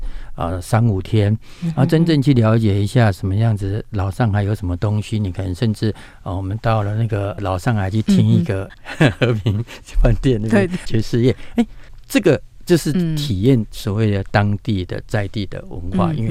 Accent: Taiwan; 所以说我们今天观光，我们台湾人去到大陆，想要找这样一个定点的一个模式，还是有啊。

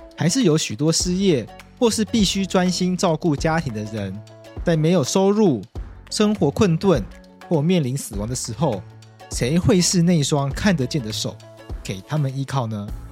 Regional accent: Taipei, Taiwan; 我这个就是在台北长大的东部人

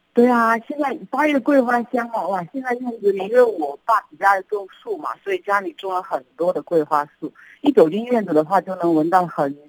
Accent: Sichuan, China; 其实在四川啊，我觉得我们这边过节的氛围并不是那么浓啊

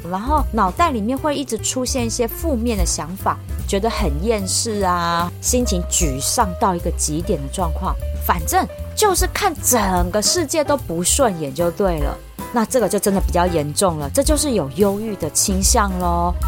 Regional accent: Taiwan; 我们台湾人

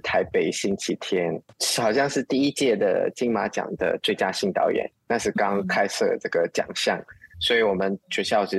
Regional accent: Muar, Johor, Malaysia; 呃，也是啊，就是反正我们就是马来西亚人，就比较青菜一点

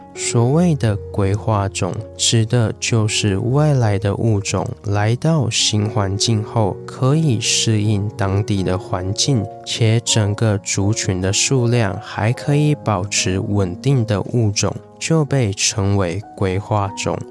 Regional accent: Taiwan; 我们台湾人

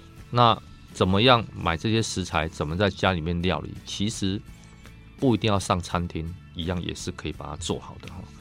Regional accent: Taiwan; 其实猪脚这一块在我们台湾人里面，它算是非常喜爱的哦

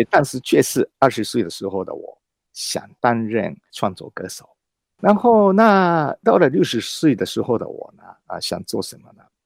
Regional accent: Japan; first language Japanese; Chinese is a second language; moved away as an adult; also born or lived in Beijing / Australia; now in Taiwan; 日文来讲，呃，我的，用嗯哼。我的母语来讲

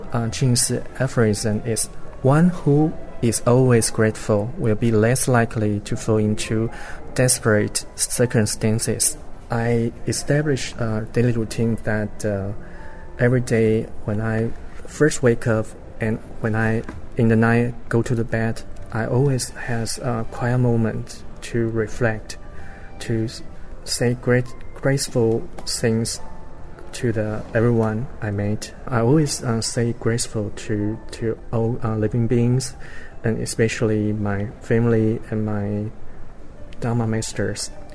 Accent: New York City, New York, United States; I am from Ridgewood, New York.

